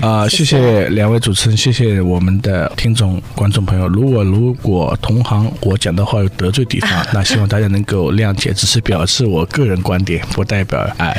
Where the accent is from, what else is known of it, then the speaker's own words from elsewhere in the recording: Shanghai, China; now in United States; 我是上海人